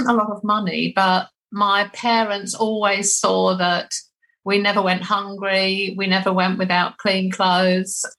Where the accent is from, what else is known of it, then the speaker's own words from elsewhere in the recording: Haywards Heath, South East England, United Kingdom; I was born in Haywards Heath, which is also in Sussex